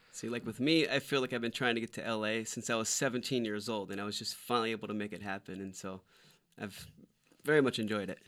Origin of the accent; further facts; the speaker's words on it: Winter Park, Florida, United States; moved away as an adult; also born or lived in Orlando, Florida / Maitland, Florida; now in Los Angeles, United States; I'm from Orlando, Florida, actually Winter Park, Maitland, Florida